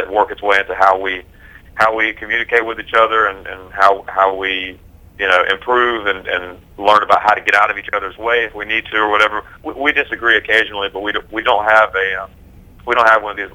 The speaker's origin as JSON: {"language": "English", "town": "Concord", "region": "North Carolina", "country": "United States", "tie": "born or raised there", "said": "We grew up in Concord, North Carolina, which is a very very blue-collar place"}